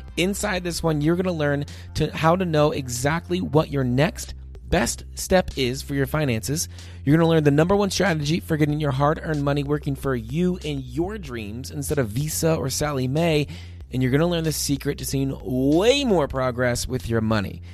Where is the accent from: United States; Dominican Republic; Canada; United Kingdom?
United States; East Coast; this boy growing up on the East Coast